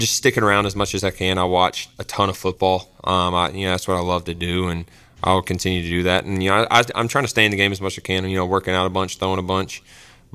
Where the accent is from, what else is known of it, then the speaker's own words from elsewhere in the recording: Greenville, United States; I'm from Greenville